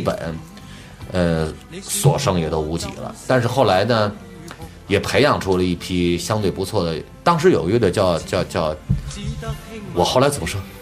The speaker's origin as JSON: {"language": "Chinese", "region": "Tianjin", "country": "China", "said": "我们天津人做的音乐"}